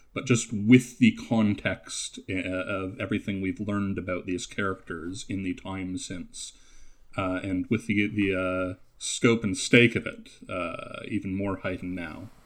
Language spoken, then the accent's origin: English; Canada; accent: Canadian; I'm, I'm Canadian